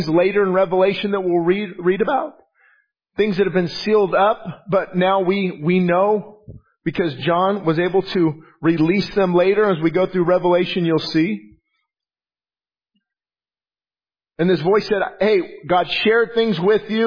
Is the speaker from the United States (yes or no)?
yes; Quartz Hill, California, United States; born or raised there